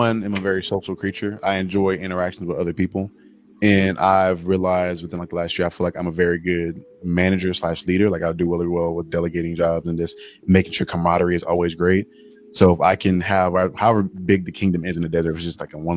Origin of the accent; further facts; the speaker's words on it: the South, United States; I'm from the South.